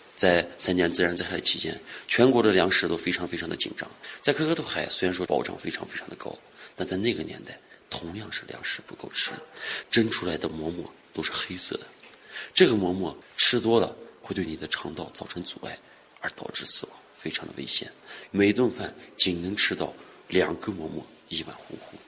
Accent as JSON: {"language": "Chinese", "town": "Koktokay", "region": "Xinjiang", "country": "China", "tie": "born or raised there", "said": "把我的家乡搞得越来越好"}